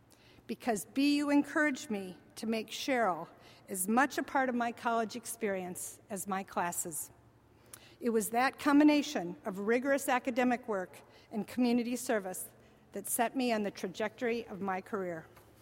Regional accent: northern Wisconsin, United States; moved away as an adult; also born or lived in Boston; I grew up in northern Wisconsin in a small middle-class town where just about everyone looked like me and my family. And I loved my hometown, I really did.

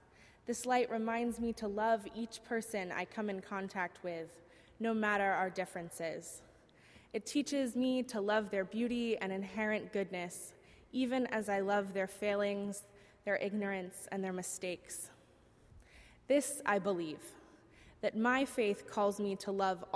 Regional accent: Southern Virginia, United States; moved away as an adult; now in Boston, United States; I grew up in Southern Virginia

